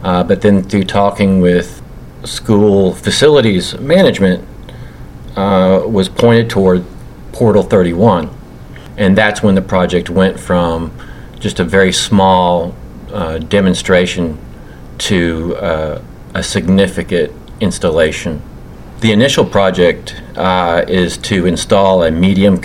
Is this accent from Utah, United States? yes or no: no; LaRue County, Kentucky, United States; I was raised in LaRue County, Kentucky, which is the birthplace of Abraham Lincoln, and so I consider myself a Kentuckian through and through